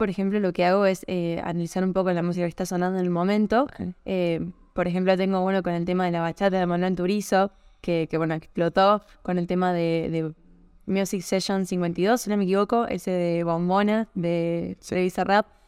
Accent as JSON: {"language": "Spanish", "region": "Córdoba", "country": "Argentina", "said": "yo soy de Córdoba, Argentina, y estoy ahora en Buenos Aires, estuve dos semanas allá"}